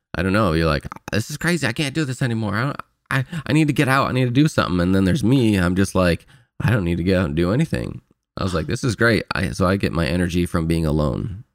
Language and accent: English; Fort Wayne, Indiana, United States; moved away as an adult; now in California, United States; back to Fort Wayne, my hometown